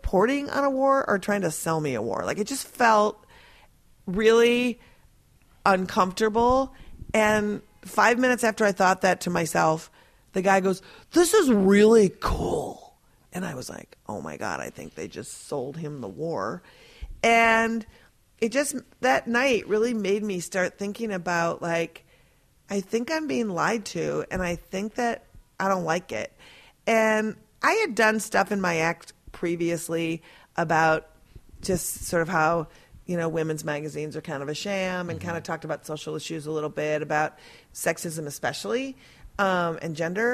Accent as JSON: {"language": "English", "region": "Minnesota", "country": "United States", "moved": "as an adult", "lives_now": "New York City, United States", "said": "I'm from Minnesota"}